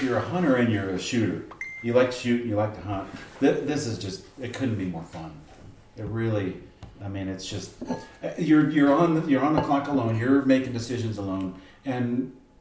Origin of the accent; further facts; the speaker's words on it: Arizona, United States; moved away; I'm from Arizona. I was there for 25 years